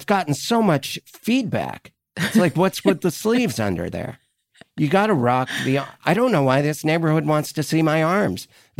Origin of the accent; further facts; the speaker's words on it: Montana, United States; moved away; I'm from Montana originally.